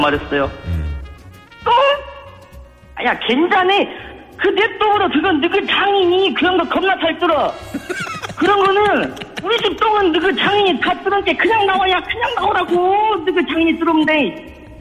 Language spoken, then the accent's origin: Korean; Gangjin, South Jeolla, South Korea; now in Seoul, South Korea; 저는 서울로 상경에서 자취하고 있는 전남 강진군에 살았던 청년 DJ